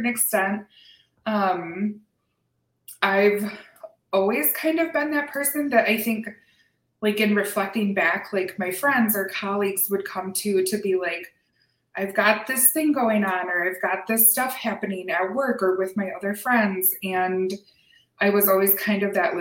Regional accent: Lansing, Michigan, United States; moved away as an adult; now in Oregon, United States; born and raised in Lansing, Michigan

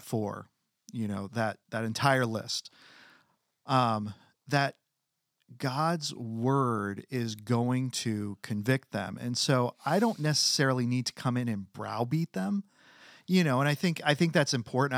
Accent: United States; as American citizens

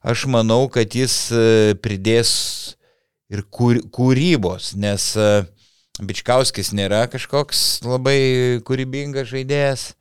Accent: Panevėžys, Panevėžys County, Lithuania; esu iš Panevežio … panevežėtis

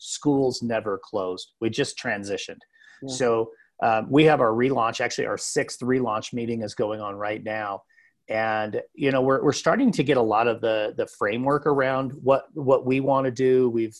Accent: Southwest Wyoming, United States; moved away as an adult; now in Kremmling, United States; I was a high school principal for a number of years in Southwest Wyoming, which is my home state. That's where I grew up. And just really enjoying being part of the rural environment.

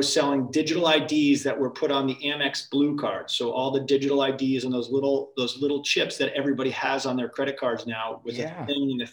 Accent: Connecticut, United States; moved away as an adult; also born or lived in Massachusetts; I grew up in Connecticut.

